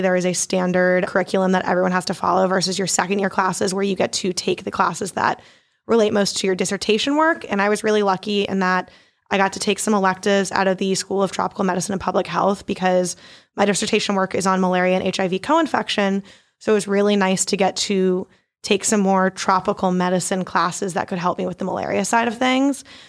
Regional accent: Baltimore, Maryland, United States; moved away as an adult; also born or lived in Poughkeepsie, New York; now in New Orleans, United States; I'm originally from Baltimore, Maryland

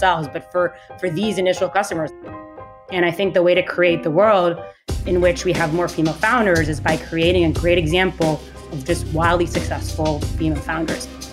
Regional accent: Israel; I was born and raised in Israel

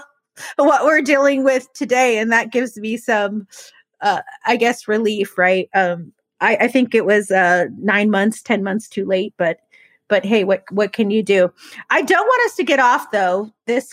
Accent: United States; as American people

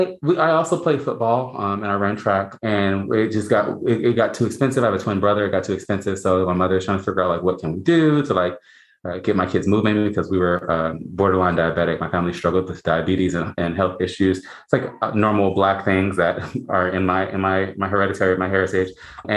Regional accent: Los Angeles, California, United States; I come from Los Angeles, California. My family is, I'm Black. My family is Black, and we are descendants of enslaved Africans.

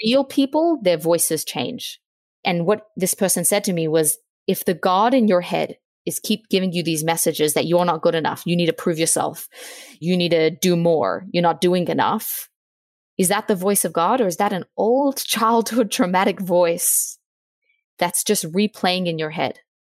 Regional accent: Australia; now in Virginia, United States; I'm from Australia. I'm twenty-eight. I'm now living in Virginia.

